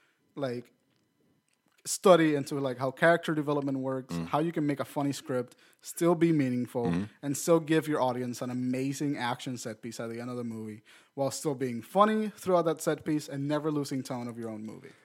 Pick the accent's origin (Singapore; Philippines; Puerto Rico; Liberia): Puerto Rico; I was from Puerto Rico and I fucking heard about Yoo-hoo.